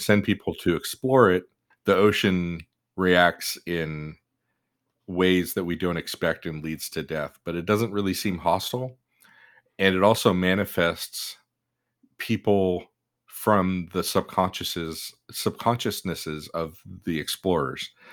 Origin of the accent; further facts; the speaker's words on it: United States; we're American. We live the U S